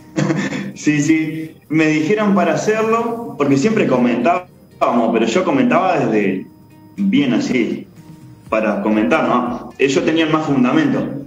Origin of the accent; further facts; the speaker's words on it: Argentina; now in Uruguay; yo nací en Argentina